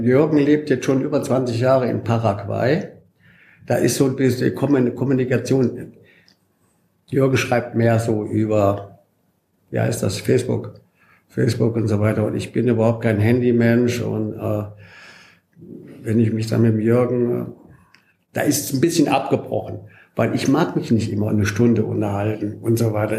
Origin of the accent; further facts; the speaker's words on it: Bollberg, Saxony-Anhalt, Germany; moved away as an adult; also born or lived in France; mein Heimatdorf Bolleben